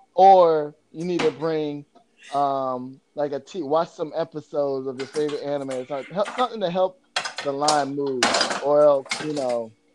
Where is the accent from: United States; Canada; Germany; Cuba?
United States; Florida; I grew up in Florida